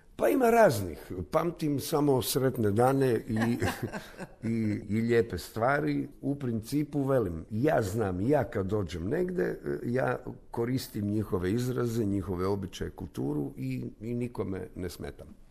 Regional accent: Zagreb, City of Zagreb, Croatia; Ja sam tu, vidi se iz ove zgrade, Strnja

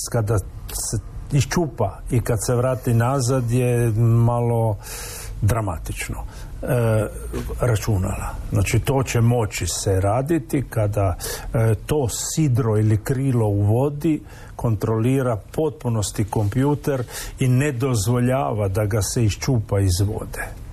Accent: Croatia; kod nas u Hrvatskoj

